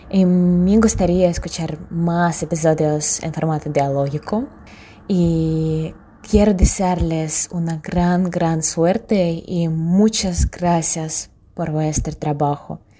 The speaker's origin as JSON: {"language": "Spanish", "region": "Moscow", "country": "Russia", "second_language": "Spanish", "said": "tengo 22 años, soy de Rusia, de Moscú. Me gusta realmente el español"}